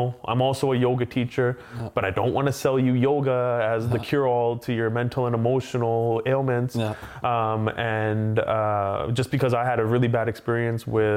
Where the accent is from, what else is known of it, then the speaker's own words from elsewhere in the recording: Abbotsford, British Columbia, Canada; first language English; So I grew up in Abbotsford, and family was, they came from India